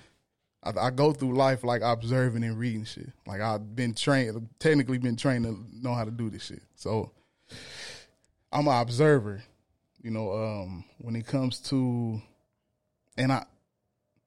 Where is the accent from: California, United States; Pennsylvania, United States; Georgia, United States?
California, United States; Los Angeles; also born or lived in Lynwood, California; I grew up in the last part of South Central Los Angeles, which is now they call it what do they call it? The Willowbrook area